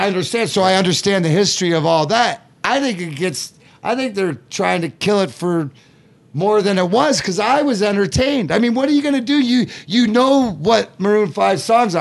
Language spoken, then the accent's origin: English; Leamington, Ontario, Canada; also born or lived in Burnaby, British Columbia; I was born, uh, Burnaby, British Columbia. Even though I grew up in Leamington